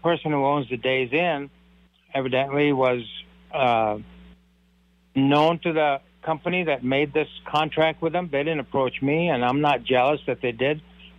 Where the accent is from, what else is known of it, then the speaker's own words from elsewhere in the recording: India; Well, you know, I'm from India, so I'm also a family physician, but I also own a couple of hotels.